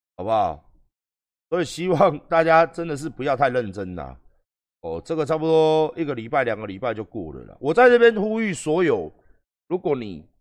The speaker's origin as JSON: {"language": "Chinese", "country": "Taiwan", "said": "我们台湾人"}